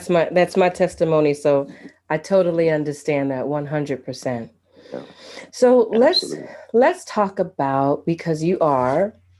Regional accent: New York, United States; I'm from New York and I'm an actor.

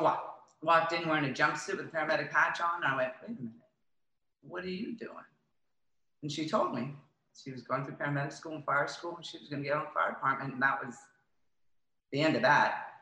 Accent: Florida, United States; also born or lived in Coral Gables; I grew up in Florida, lived in Coral Gables

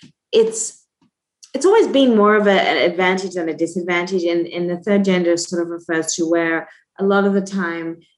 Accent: Australia; moved away as an adult; now in United States; growing up in Australia in a small town, it's very idyllic.

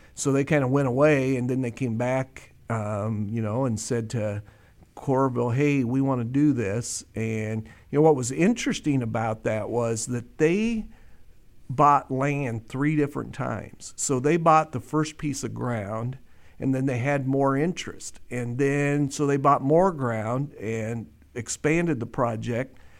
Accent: Des Moines, Iowa, United States; also born or lived in Coralville; I grew up in East Des Moines in the shadows of the state capital

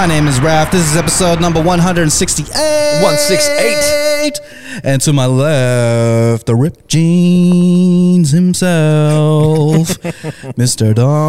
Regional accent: Philippines; I am Filipino.

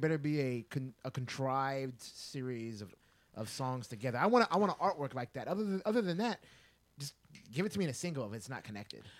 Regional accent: Texas, United States; I'm born and raised in Texas

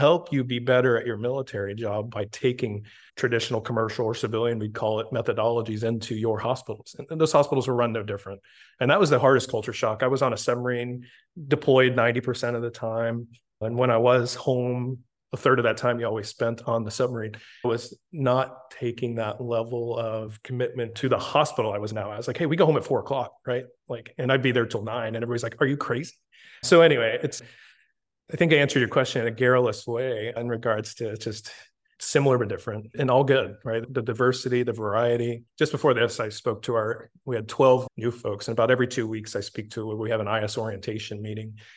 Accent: Tampa, Florida, United States; moved away as an adult; also born or lived in Naples, Florida; Born and raised in Tampa

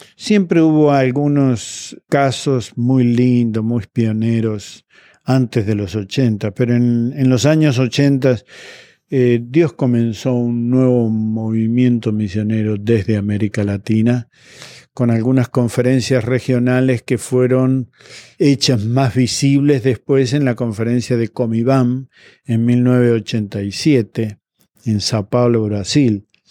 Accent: Argentina; en Argentina, mi país de origen

